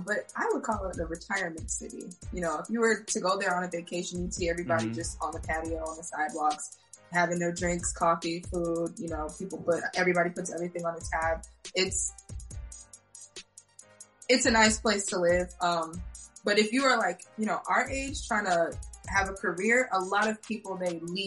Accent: Lisbon, Portugal; I was born in Portugal, that's where I'm from

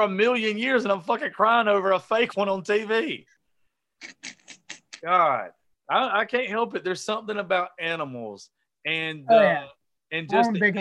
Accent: the South, United States; I was raised down here in the South

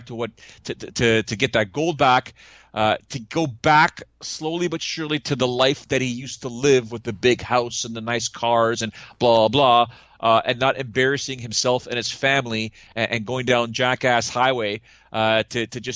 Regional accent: Toronto, Ontario, Canada

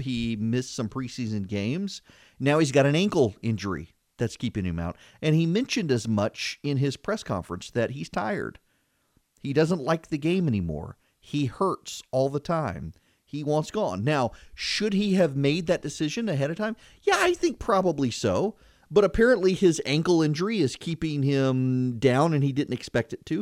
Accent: Louisiana, United States; when I was growing up in Louisiana

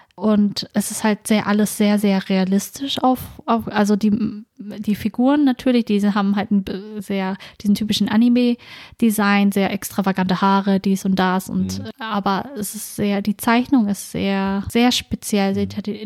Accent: Norden, Lower Saxony, Germany; ich komme aus Norden, mhm. einer kleinen Stadt in Ostfriesland

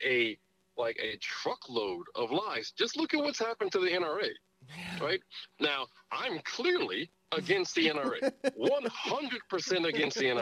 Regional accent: United States; I love being American.

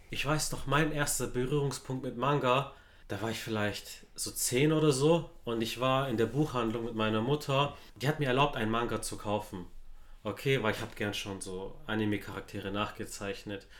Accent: Stuttgart, Baden-Württemberg, Germany; Ich bin in Stuttgart-Zuffenhausen zu aufgewachsen

